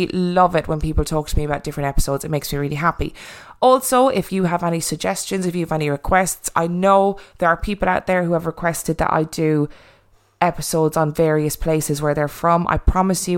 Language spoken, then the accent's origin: English; Ireland; accent: Irish; my lovely Irish accent.